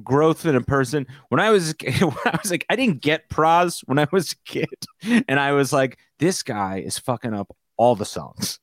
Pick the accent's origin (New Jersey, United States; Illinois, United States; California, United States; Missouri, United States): New Jersey, United States; We're from New Jersey